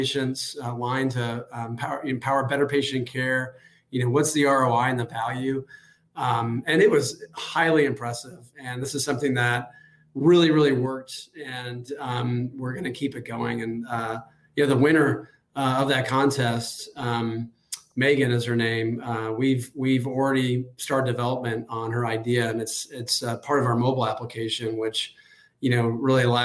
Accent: Austin, Texas, United States; moved away as an adult; now in Jacksonville, United States; I'm originally from Austin, Texas

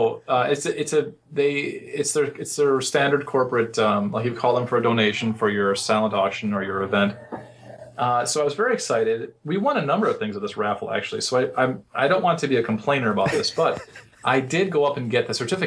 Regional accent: Chicago, Illinois, United States; I'm from Chicago.

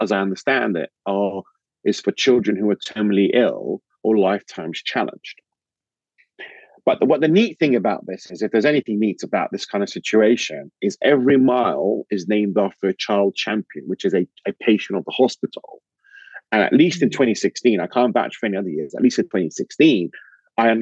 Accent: London, United Kingdom; I'm from London

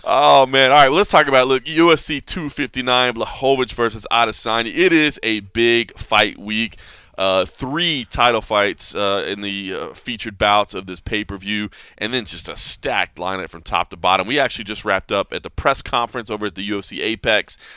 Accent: Texas, United States; moved away; Texas, my home state

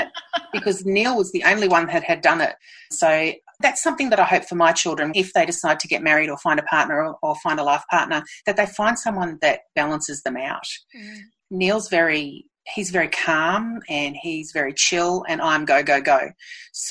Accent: Melbourne, Victoria, Australia; moved away as an adult; I'm from Melbourne. I'm an inner city kid. I grew up in the city

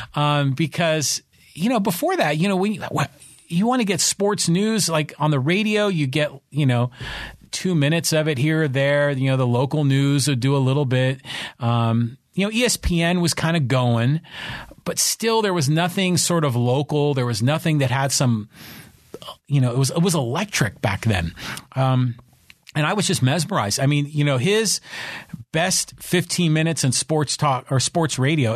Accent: the peninsula in the Bay Area, California, United States; moved away as an adult; also born or lived in San Francisco / Los Angeles; now in San Diego, United States; I was born in San Francisco. I was raised on the peninsula in the Bay Area

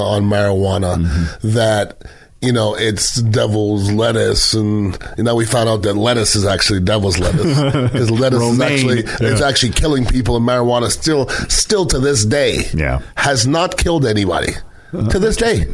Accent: Montreal, Quebec, Canada; now in Tampa, United States; I grew up in Montreal, Canada.

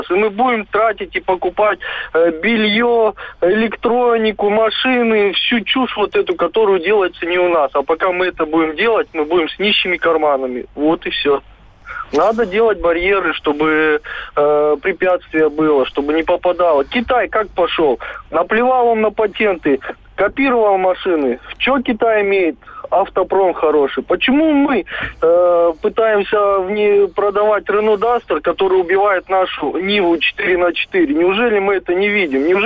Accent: Belgorod, Belgorod Oblast, Russia; Да, здравствуйте, я из Белгорода

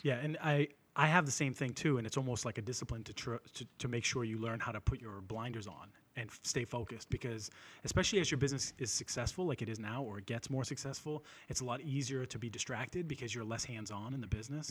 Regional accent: Lynn, Massachusetts, United States; I'm from Lynn originally

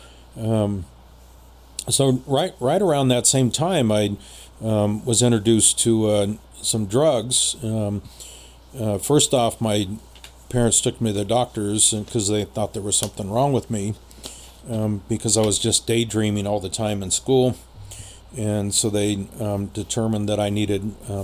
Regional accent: San Jose, California, United States; also born or lived in Los Angeles; the house that I grew up in San Jose

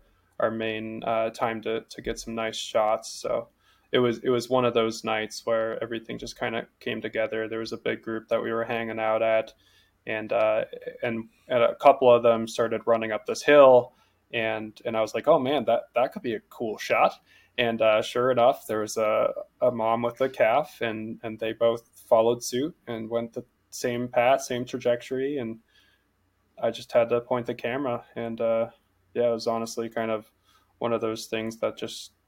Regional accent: Homer, Alaska, United States; growing up in Homer

